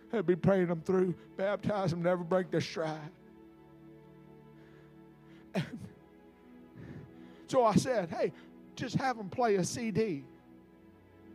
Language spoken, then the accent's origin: English; Mississippi, United States; I was raised up on Huckabucking church. Now, Huckabuck is a Mississippi design word